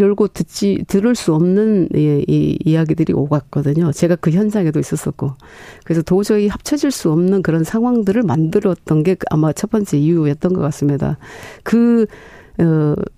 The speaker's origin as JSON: {"language": "Korean", "region": "Honam", "country": "South Korea", "said": "제가 이제 호남 출신이고 여성이고"}